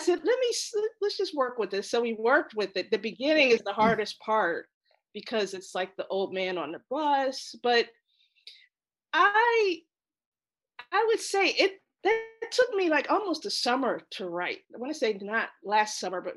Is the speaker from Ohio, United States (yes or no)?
yes; Ohio, United States; moved away; I'm from Ohio